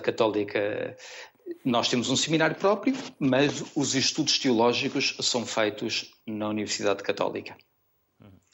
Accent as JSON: {"language": "Portuguese", "town": "Funchal", "region": "Madeira", "country": "Portugal", "tie": "born or raised there", "also_born_or_lived": "Porto / Lisbon", "moved": "as an adult", "said": "no Funchal, porque sou natural da Madeira"}